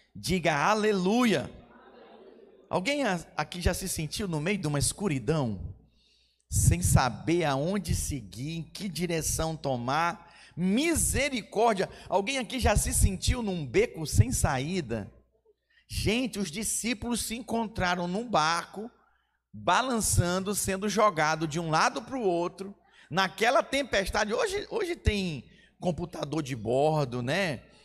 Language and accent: Portuguese; Manaus, Amazonas, Brazil; Eu sou de Manaus, Amazonas